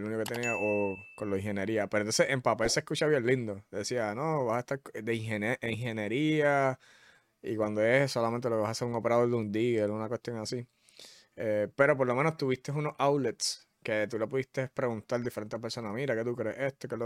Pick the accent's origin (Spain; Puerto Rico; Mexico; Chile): Puerto Rico; Carolina; Carolina, Carolina, de ahí es que yo soy.